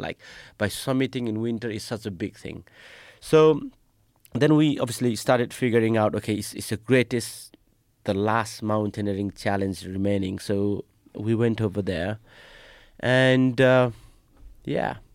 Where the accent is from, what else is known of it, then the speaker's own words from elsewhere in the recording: Nepal; moved away; I'm from Nepal.